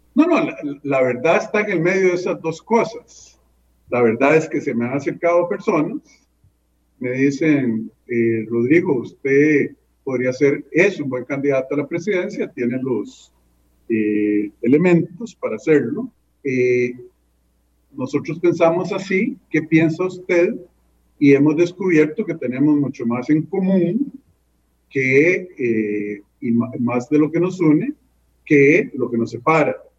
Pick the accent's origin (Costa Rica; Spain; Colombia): Costa Rica; San José; moved away as an adult; Yo nací en ese barrio porque mi mamá vivía cerca de su papá